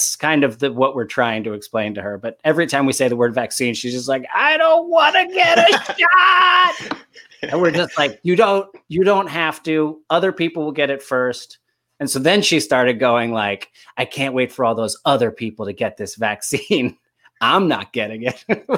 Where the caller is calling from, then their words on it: Los Angeles, California, United States; I'm calling in from Los Angeles